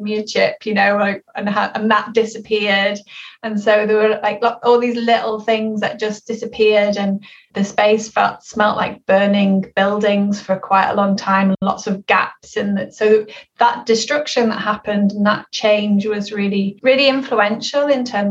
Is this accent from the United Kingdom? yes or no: yes; Liverpool, North West England, United Kingdom; I grew up in Liverpool in an area called Toxteth